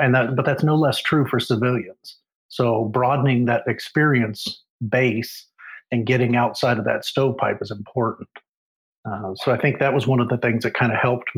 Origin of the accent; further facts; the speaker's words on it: Alaska, United States; moved away as an adult; also born or lived in Oregon / Seymour Johnson AFB, North Carolina / Misawa, Japan / Lakenheath, England; I was born in Oregon, raised in Alaska